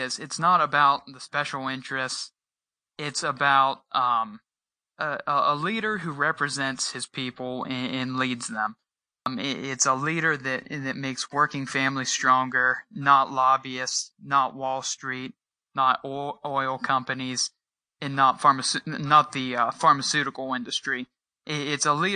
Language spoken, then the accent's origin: English; Uhrichsville, Ohio, United States; I was born and raised in Eurexville. I've lived here all my life